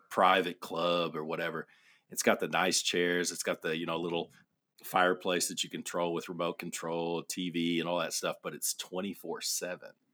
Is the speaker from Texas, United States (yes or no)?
yes; Amarillo, Texas, United States; I grew up in Amarillo